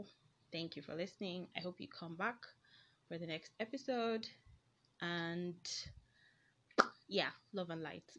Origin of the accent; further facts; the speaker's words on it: Nigeria; accent: Nigerian; I am a Nigerian, so I don't know, I might have like funny Nigerian accents